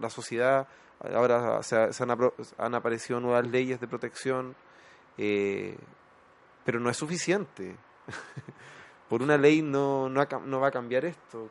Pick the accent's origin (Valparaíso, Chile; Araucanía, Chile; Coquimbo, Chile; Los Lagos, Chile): Coquimbo, Chile; La Serena; yo soy, no soy de Santiago, soy de región, siempre lo digo, soy del norte de, La Serena.